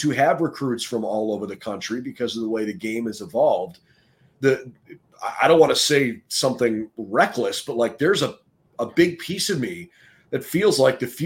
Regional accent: Cleveland, Ohio, United States; growing up in Cleveland

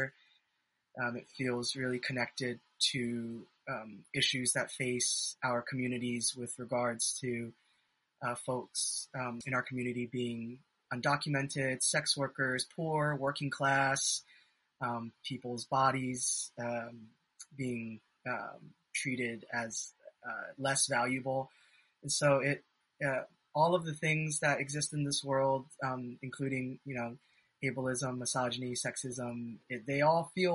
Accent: Hawaii, United States; I'm also from Hawaii

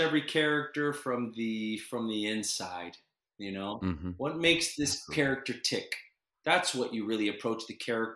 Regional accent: Orlando, Florida, United States; I was a kid from Orlando

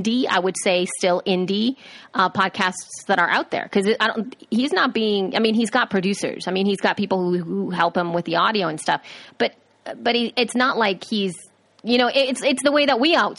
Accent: El Salvador; I am from El Salvador.

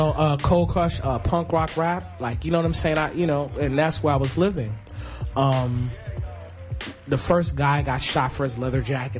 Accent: New York City, New York, United States; also born or lived in Bronx, New York / Queens, New York; I came in the neighborhood from the Bronx at around 11, 12 years old and shit. And I had kind of like a chip on my shoulder because, you know, coming from the Bronx to Queens

